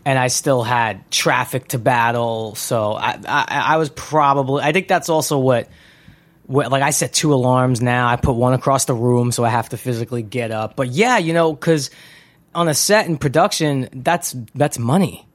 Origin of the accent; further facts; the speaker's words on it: New York City, New York, United States; moved away as an adult; also born or lived in San Fernando Valley, California; now in Los Angeles, United States; when I grew up in Brooklyn, it was kind of dominated by gangsters